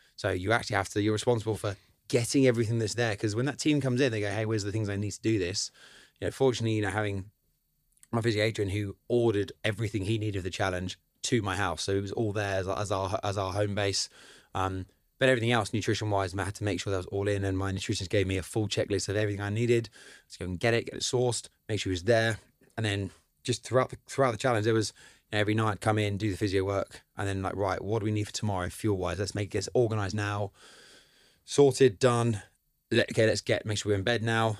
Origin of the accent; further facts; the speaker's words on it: Cambridge, East of England, United Kingdom; also born or lived in Madrid; I grew up around Cambridge